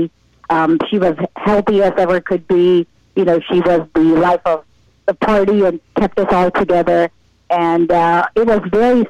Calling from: Tampa, Florida, United States; I am calling from Tampa, Florida

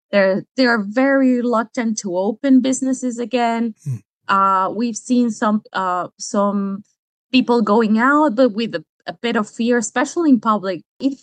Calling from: Manta, Manabí, Ecuador; I am speaking out from Manta, which is a coastal city here in Ecuador.

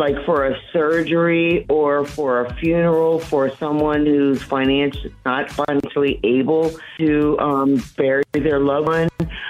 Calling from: Jacksonville, Florida, United States; I'm calling from Jacksonville, Florida.

